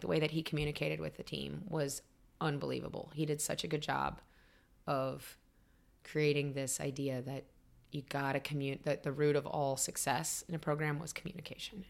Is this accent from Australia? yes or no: no; Raleigh, North Carolina, United States; moved away; also born or lived in Illinois / Denver, Colorado; I grew up in Raleigh.